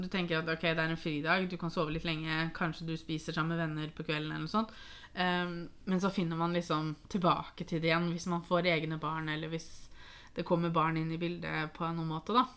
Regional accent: Norway; vi som nordmenn

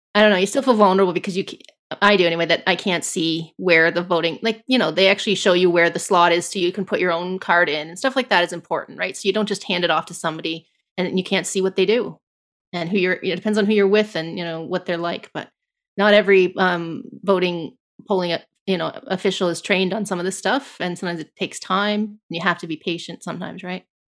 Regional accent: Canada; as a Canadian

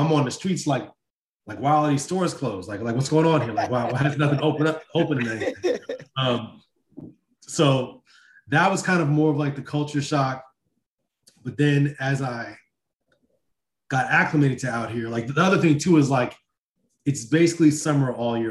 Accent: Milton, Massachusetts, United States; moved away as an adult; also born or lived in New Jersey / New York City; now in Los Angeles, United States; I was born in Jersey. I grew up in Milton, Massachusetts, which is like 6 miles south of Boston.

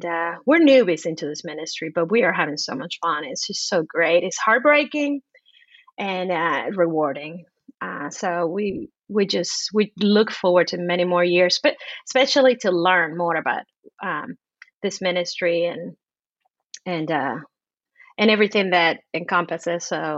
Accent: Cuba; born there; But I was born in Cuba some years ago. I'm not going to say how many. As a matter of fact, at the height of the communist regime in Cuba, I was born.

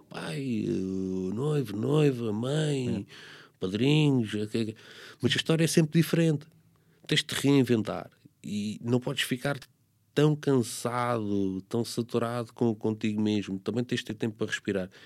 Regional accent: Corroios, Setúbal, Portugal; eu nasci em Correios

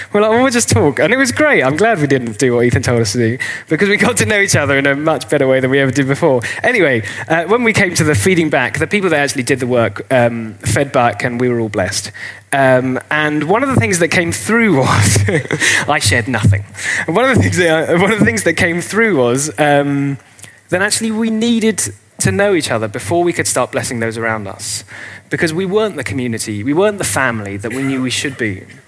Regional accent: England, United Kingdom; carry on being English

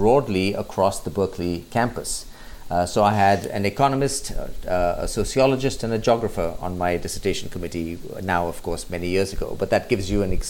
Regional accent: India; also born or lived in United Kingdom / United States; I grew up largely in India with a few years in the UK while my father was working in the Indian embassy

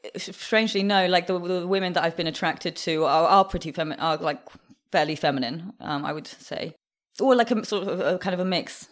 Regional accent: England, United Kingdom; also born or lived in Moscow, Russia; I would say mostly grew up in, in the U K, in England

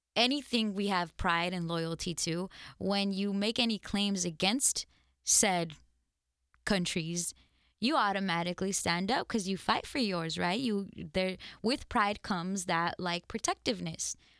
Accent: United States; also born or lived in Mexico (parents' origin); as an American with different origins of life, clearly where my parents come from, I have a loyalty and a love and a pride in these countries.

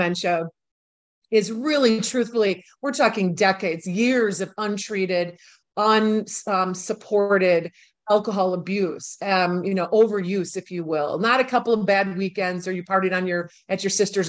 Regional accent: Milwaukee, Wisconsin, United States; moved away as an adult; also born or lived in New York City; my hometown, which is Milwaukee, Wisconsin

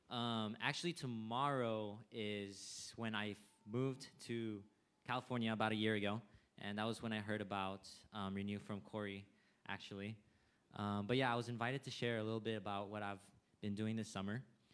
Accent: Thailand; also born or lived in India; So I myself am a TCK. I was born in India and I grew up in Thailand.

